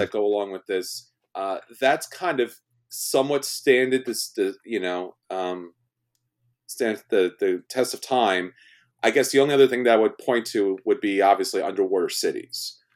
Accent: New York, United States; I'm from New York and I'm Italian

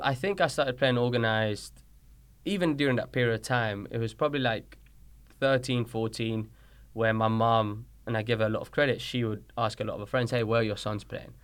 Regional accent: London, United Kingdom; accent: British; moved away as an adult; also born or lived in Colombia; now in Dayton, Tennessee, United States; I moved to London when I was six, seven years old

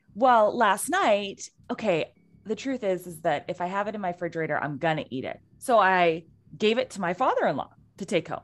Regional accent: Pacific Northwest, United States; we are two women from the Pacific Northwest.

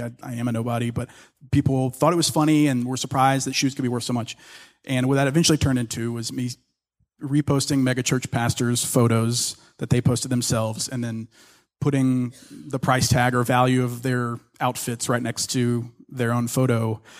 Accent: the South, United States; now in Dallas, United States; I also grew up in church. I've been a Christian my entire life. I grew up in the South, and so it's almost a given.

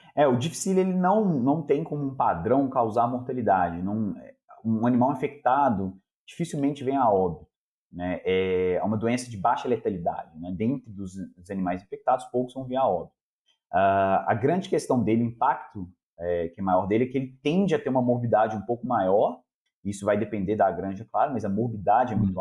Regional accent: Belo Horizonte, Minas Gerais, Brazil; also born or lived in Copenhagen, Denmark; eu sou aqui de Belo Horizonte mesmo

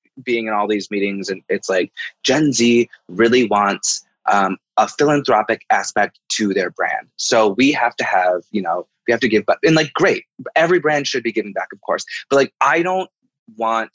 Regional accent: Midwest, United States; a little queer person growing up in the Midwest

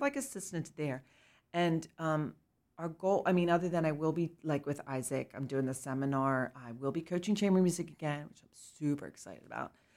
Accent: Lancaster County, Pennsylvania, United States; I grew up in Lancaster County

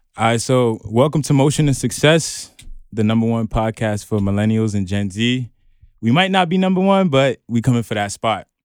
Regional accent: New York City, New York, United States; me and Cody, we're from Brooklyn

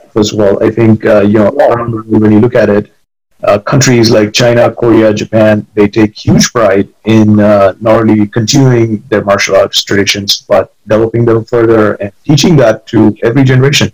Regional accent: India; moved away; growing up in India and going to school there

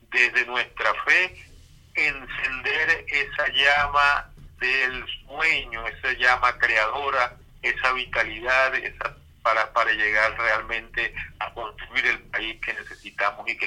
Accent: Venezuela; merecemos convivir como hermanos, como venezolanos que somos.

